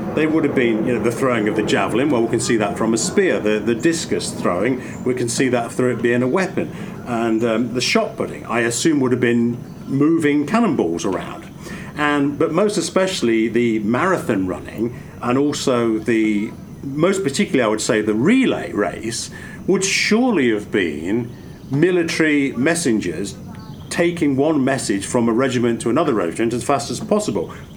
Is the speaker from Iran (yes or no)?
no; England, United Kingdom; growing up in England